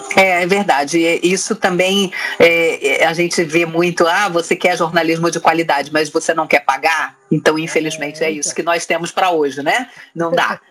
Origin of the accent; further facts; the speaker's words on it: Rio de Janeiro, Brazil; moved away as an adult; now in São Paulo, Brazil; Eu fui criada no Rio de Janeiro. E até os 25 anos morei no Rio de Janeiro.